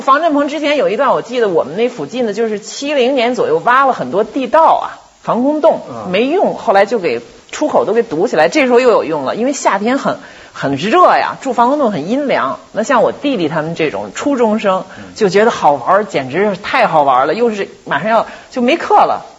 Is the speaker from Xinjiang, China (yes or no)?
no; Beijing, China; moved away as an adult; also born or lived in New York, United States / Chicago, United States; 我特别感觉我是一个北京人